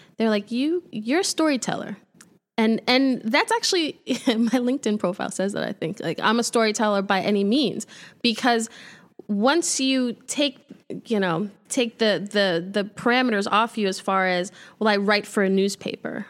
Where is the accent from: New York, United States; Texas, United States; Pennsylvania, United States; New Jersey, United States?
New York, United States; New York City; moved away as an adult; also born or lived in Buffalo; I'm from Brooklyn